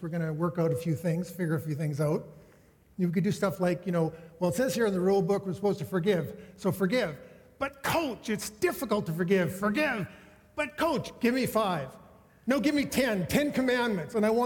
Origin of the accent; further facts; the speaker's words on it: Saskatoon, Saskatchewan, Canada; moved away; I grew up in Saskatoon